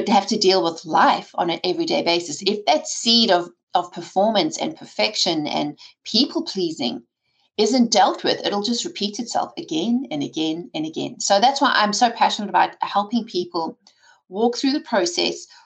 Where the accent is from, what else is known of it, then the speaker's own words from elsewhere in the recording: South Africa; I grew up in South Africa with an entrepreneurial father